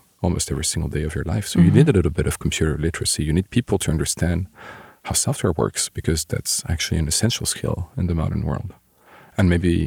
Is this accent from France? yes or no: yes; Bordeaux, Nouvelle-Aquitaine, France; moved away as an adult; also born or lived in Lyon, France / Paris, France; I grew up near Bordeaux. Stayed in Bordeaux for high school